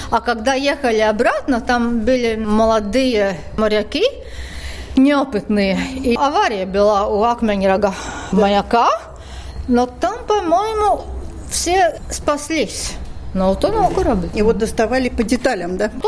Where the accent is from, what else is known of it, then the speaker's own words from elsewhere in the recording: Riga, Latvia; Ну, я, как я вообще из Риги в музей с собакой, ну да, да, да вы что?